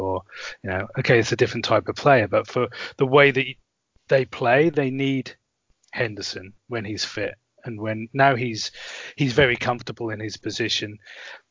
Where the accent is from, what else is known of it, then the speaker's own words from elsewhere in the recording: Norwich, East of England, United Kingdom; moved away; also born or lived in Germany; they're my hometown club. I would venture to say I was born there. I lived kind of nearby